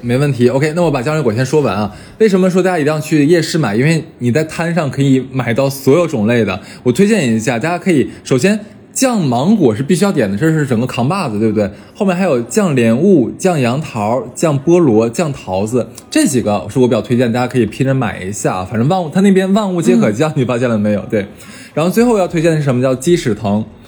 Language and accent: Chinese; China; 我们中国人讲究的，倒茶只倒七分满